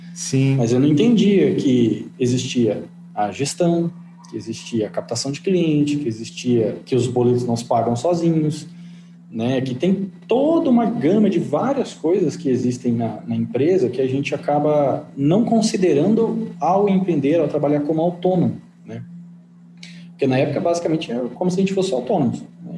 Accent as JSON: {"language": "Portuguese", "town": "Engenheiro Beltrão", "region": "Paraná", "country": "Brazil", "moved": "as an adult", "lives_now": "Maringá, Brazil", "said": "eu sou de Engenheiro Beltrão, uma cidade com 9 mil habitantes"}